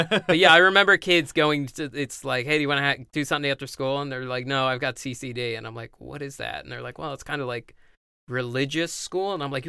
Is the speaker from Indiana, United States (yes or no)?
no; outside of Philadelphia, Pennsylvania, United States; I grew up outside of Philadelphia.